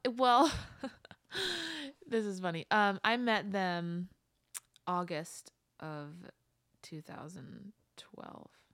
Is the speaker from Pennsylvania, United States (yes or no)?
yes; West Chester, Pennsylvania, United States; moved away as an adult; also born or lived in Downingtown, Pennsylvania / Boston, Massachusetts; I grew up in Westchester